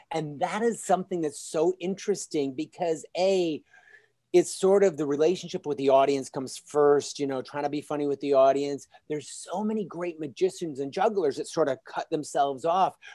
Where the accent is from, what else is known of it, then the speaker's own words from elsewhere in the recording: Michigan, United States; now in Los Angeles, United States; I come from a small town in Michigan.